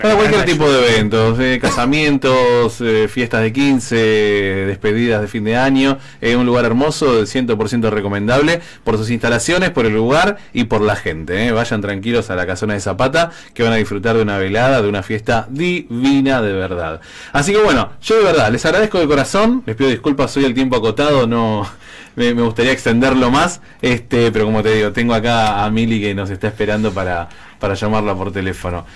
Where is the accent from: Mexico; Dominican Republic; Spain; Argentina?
Argentina; como argentino